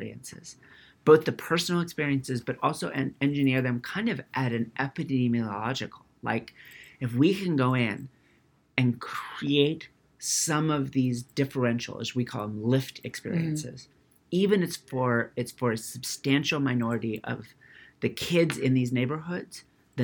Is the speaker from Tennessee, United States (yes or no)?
no; California, United States; I grew up in California.